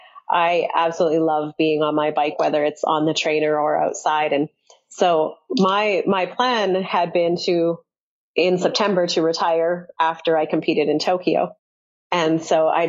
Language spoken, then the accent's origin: English; Canada; as Canadian athletes